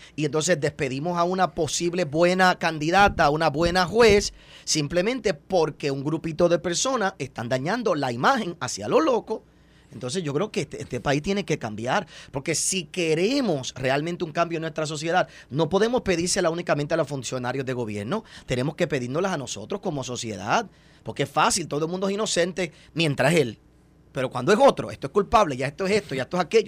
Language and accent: Spanish; Puerto Rico; nosotros como puertorriqueños